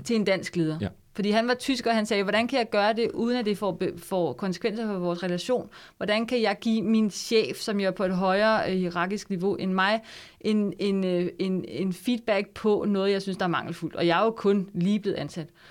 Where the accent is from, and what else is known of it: Denmark